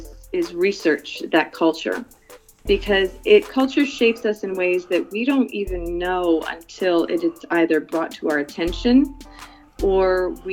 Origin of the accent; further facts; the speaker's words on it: Philippines; I am an American. I have an American passport. I grew up in the Philippines. I have a Filipina heart, and God knows I have a Filipina stomach.